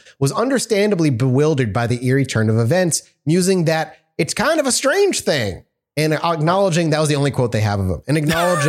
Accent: Pennsylvania, United States; I grew up around Monroe County in Northeast Pennsylvania, which has enough weirdness in and of itself.

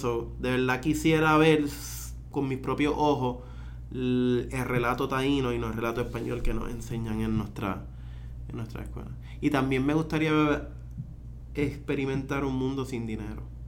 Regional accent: Puerto Rico; nosotros como puertorriqueños

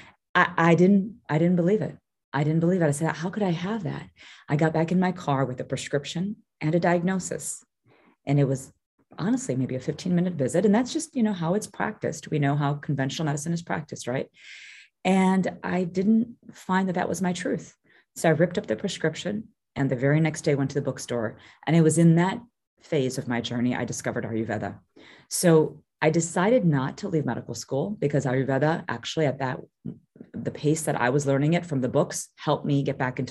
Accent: Chicago, Illinois, United States; also born or lived in Kampala, Uganda; I was actually born in Kampala, Uganda, and then we were kicked out of the country at a very young age. I was about 6 months old, grew up in Chicago

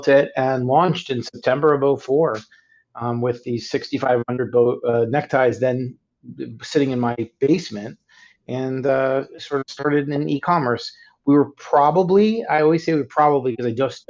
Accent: Miami Beach, Florida, United States; moved away as an adult; also born or lived in Indiana / Chicago, Illinois; now in Florida, United States; I'm originally from Miami Beach, Florida

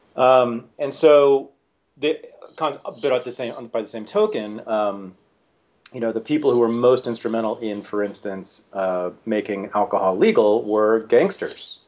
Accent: Berkeley, California, United States; I was born in Berkeley, California, uh, in the mid 1965, to revolutionary socialist parents

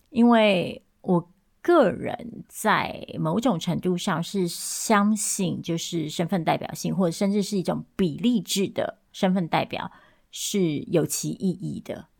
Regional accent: Taiwan; moved away; 我也是一个台湾人，我也是一个移民，我也是一个中产阶级

